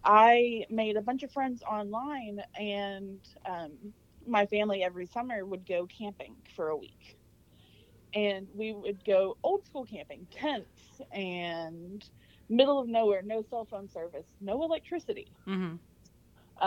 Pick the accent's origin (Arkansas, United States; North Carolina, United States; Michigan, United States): Arkansas, United States; moved away as an adult; also born or lived in Louisiana; I'm from Arkansas originally, uh, and then moved to Louisiana